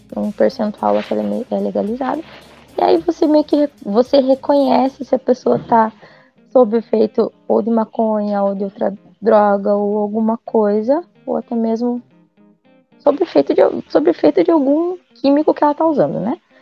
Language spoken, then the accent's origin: Portuguese; South Region, Brazil; eu sou do Brasil, mas é que eu moro mais ao sul